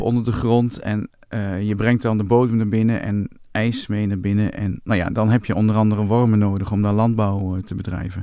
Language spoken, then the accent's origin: Dutch; Winterswijk, Gelderland, Netherlands; toen ik jong was in Winterswijk